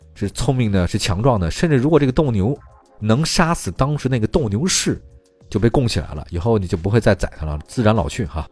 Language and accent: Chinese; China; 我们中国人